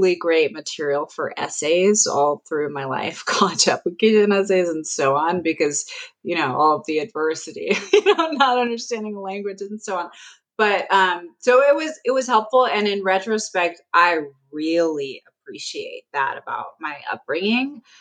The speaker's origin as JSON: {"language": "English", "town": "Oakland", "region": "California", "country": "United States", "tie": "born or raised there", "also_born_or_lived": "Switzerland / New Jersey", "moved": "as an adult", "said": "I grew up in Oakland, California, in the Bay Area"}